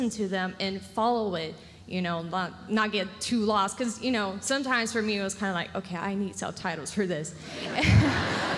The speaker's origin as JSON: {"language": "English", "country": "Brazil", "tie": "born or raised there", "second_language": "English", "said": "I was born and raised in Brazil"}